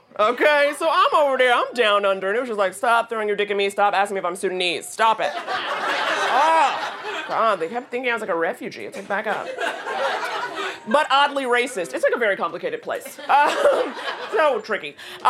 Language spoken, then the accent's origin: English; New York City, New York, United States; also born or lived in Sydney, Australia; I'm from New York City too, born and raised